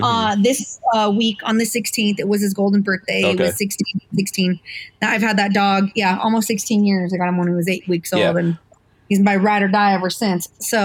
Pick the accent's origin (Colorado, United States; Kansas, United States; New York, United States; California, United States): Colorado, United States; It's like, I'm from Colorado.